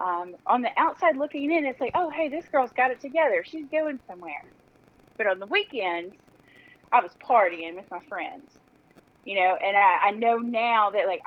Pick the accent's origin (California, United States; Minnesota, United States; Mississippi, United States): Mississippi, United States; Mississippi Gulf Coast, United States; I'm born and raised here in Mississippi. I grew up on the Mississippi Gulf Coast in a sleepy little coastal town